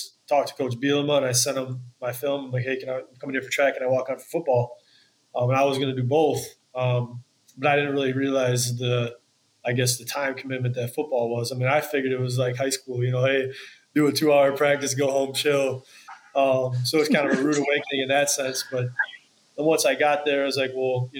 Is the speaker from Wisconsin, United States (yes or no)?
yes; Wisconsin, United States; growing up in Wisconsin